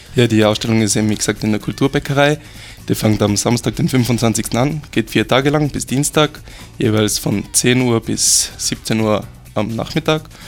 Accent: Austria; bei uns in Österreich

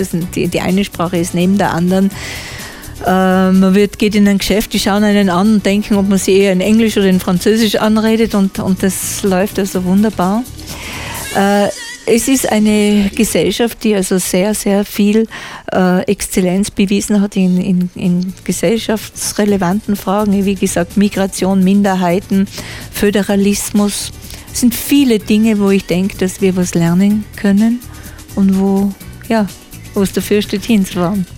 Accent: Austria; als Österreicher

